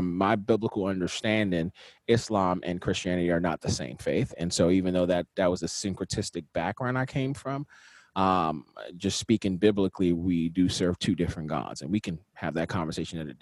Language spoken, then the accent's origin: English; Nigeria; moved away; also born or lived in Washington, D.C., United States; I was born in Washington, D.C., raised in Nigeria for about 10 years